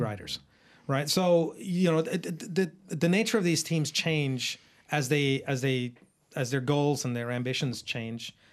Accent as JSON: {"language": "English", "country": "Australia", "said": "I'm not speaking just as an Australian"}